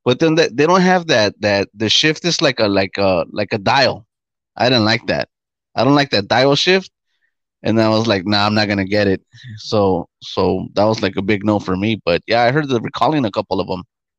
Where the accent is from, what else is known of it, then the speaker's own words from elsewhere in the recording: New York, United States; We're from New York.